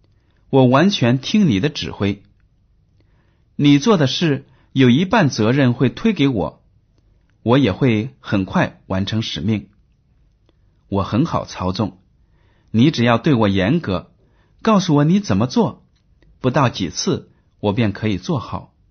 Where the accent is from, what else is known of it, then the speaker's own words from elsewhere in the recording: China; 比如说吧，我们中国人大多数都习惯用筷子吃饭，对不对啊？